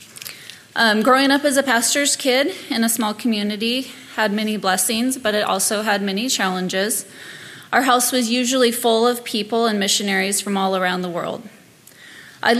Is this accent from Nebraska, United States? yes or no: no; Thorne Bay, Alaska, United States; also born or lived in Poulsbo, Washington; My parents moved to Alaska when I was about 2 years old